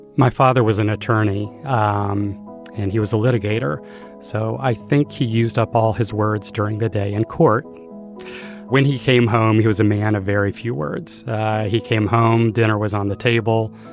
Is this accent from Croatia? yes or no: no; Greensboro, North Carolina, United States; I was born in 1963 in Greensboro, North Carolina.